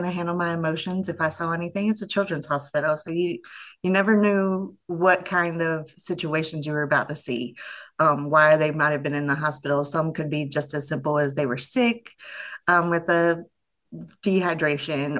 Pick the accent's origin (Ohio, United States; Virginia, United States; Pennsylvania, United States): Virginia, United States; Virginia Beach; I grew up in Virginia Beach